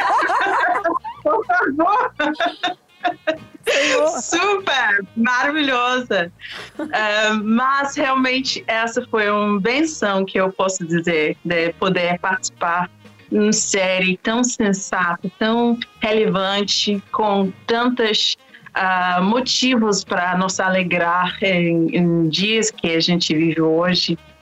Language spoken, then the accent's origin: Portuguese; London, United Kingdom; moved away as an adult; also born or lived in Oxford, United Kingdom / Washington, D.C., United States / Peru; nasci, nasci em Londres, em um bairro super humilde